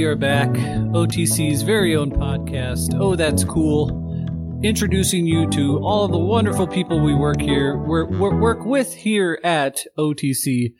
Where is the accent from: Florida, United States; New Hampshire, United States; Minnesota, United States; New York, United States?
Minnesota, United States; moved away; I grew up in Minnesota.